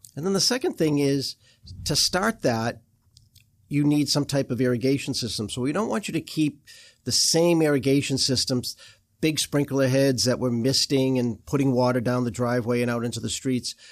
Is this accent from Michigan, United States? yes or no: no; Boston, Massachusetts, United States; moved away; I'm from Boston